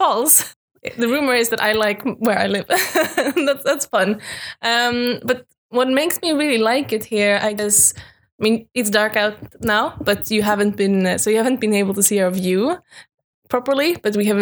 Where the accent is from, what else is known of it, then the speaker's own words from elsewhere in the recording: Landskrona, Skåne, Sweden; moved away as an adult; now in Uppsala, Sweden; I'm from Skåne in Sweden, more specifically Landskrona, little small industry town in the middle of the west coast.